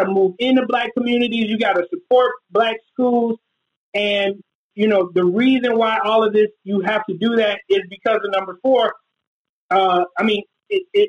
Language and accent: English; Minneapolis, Minnesota, United States; Near North, the hood where I grew up, is like 85% black.